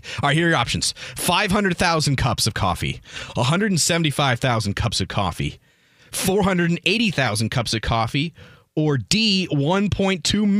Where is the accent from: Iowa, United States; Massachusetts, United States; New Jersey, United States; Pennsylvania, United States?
Iowa, United States; Iowa City; What star from the hit television show Melrose Place was born in my hometown of Iowa City?